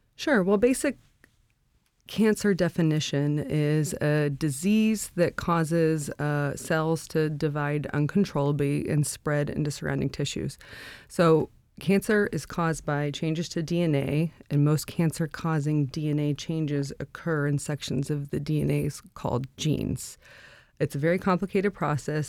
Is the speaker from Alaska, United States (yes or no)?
yes; Anchorage, Alaska, United States; also born or lived in North Carolina; I grew up in Anchorage. I, uh, went to high school at West High.